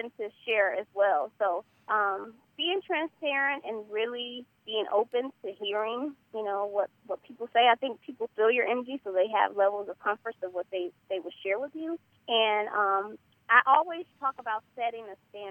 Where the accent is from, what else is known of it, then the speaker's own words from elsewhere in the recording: California, United States; also born or lived in Jackson, Mississippi; I was born down south in Jackson, Mississippi. So I have that southern background. But, you know, my mom moved to California when I was 5, so I grew up here, you know. Raised in California